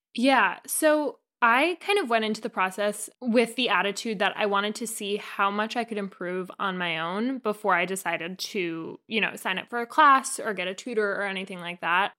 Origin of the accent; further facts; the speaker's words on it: New Jersey, United States; moved away as an adult; also born or lived in Maine; I am born and raised in New Jersey, North Jersey, about thirty minutes outside of New York City